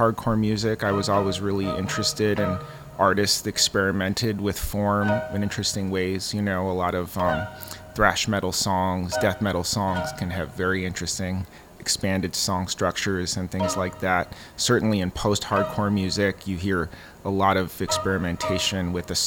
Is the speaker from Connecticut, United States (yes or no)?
no; Minneapolis, Minnesota, United States; moved away as an adult; also born or lived in Mexico City, Mexico; I'm originally from the Twin Cities. I lived there until I was 21, although I spent a bit of time in Mexico City as well from age 10 to 12.